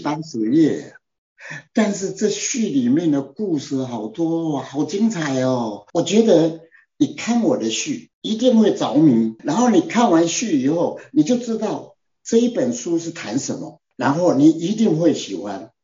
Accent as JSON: {"language": "Chinese", "country": "Taiwan", "said": "我们台湾人"}